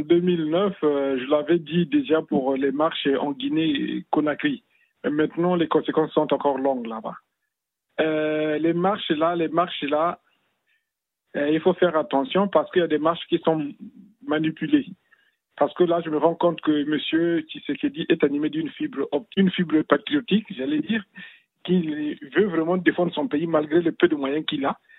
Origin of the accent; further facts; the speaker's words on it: Republic of the Congo; also born or lived in Cameroon; je suis du Congo-Brazzaville